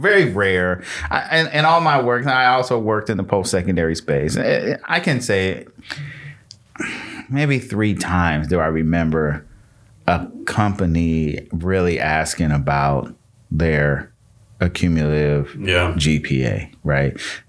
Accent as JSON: {"language": "English", "region": "Michigan", "country": "United States", "tie": "born or raised there", "said": "So I'm from Michigan. I was born in Michigan. And so I have people in Michigan still."}